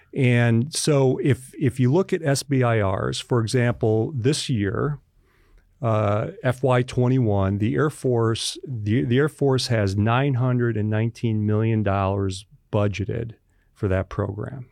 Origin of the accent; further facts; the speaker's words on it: Western New York, United States; moved away; also born or lived in West Virginia; from Western New York, my town in New York where I grew up in is in Appalachia